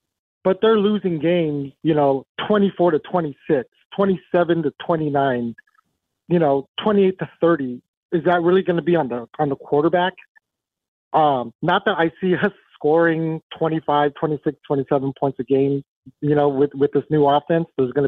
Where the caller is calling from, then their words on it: San Gabriel, California, United States; Calling from San Gabriel, California.